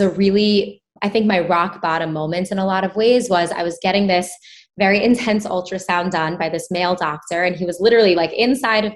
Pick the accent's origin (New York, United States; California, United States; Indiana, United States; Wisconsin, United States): New York, United States; I grew up in New York